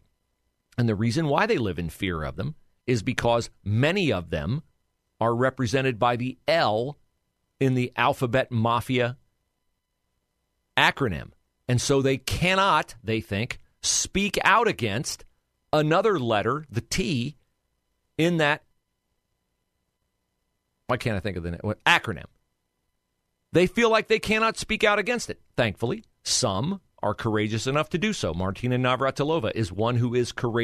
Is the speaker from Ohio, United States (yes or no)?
yes; West Liberty, Ohio, United States; my hometown of West Liberty